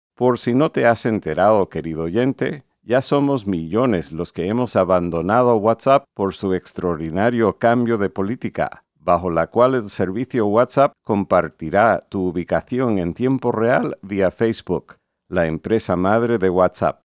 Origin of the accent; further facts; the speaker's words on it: Connecticut, United States; mi colegio en Connecticut, Estados Unidos